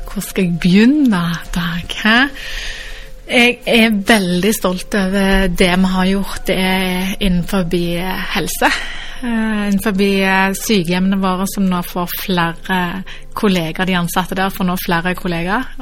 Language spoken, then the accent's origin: Norwegian; Stavanger, Rogaland, Norway; Jeg er født og oppvokst i Stavanger